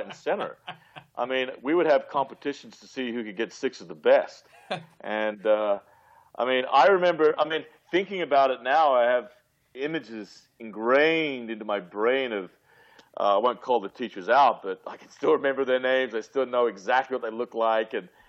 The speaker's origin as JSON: {"language": "English", "town": "Penrith", "region": "New South Wales", "country": "Australia", "tie": "born or raised there", "also_born_or_lived": "United Kingdom / Bondi, Sydney", "moved": "as an adult", "lives_now": "Venice Beach, United States", "said": "And so I grew up in Bondi until I was about 6 or 7. And then they split. And then from there, we moved to Penrith."}